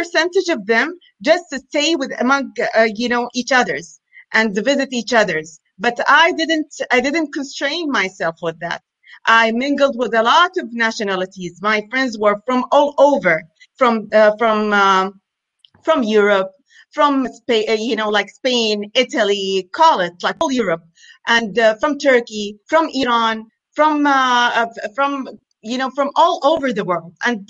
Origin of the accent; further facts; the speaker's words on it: Medina, Al Madinah Province, Saudi Arabia; also born or lived in United States / Riyadh, Saudi Arabia; now in United Arab Emirates; Going back to where I'm from Saudi Arabia, from particularly from Medina. It's a holy city. But I lived in Saudi Arabia in Riyadh. But before that, I was born and I lived until I spent my childhood in the States. Then we moved to Riyadh, the capital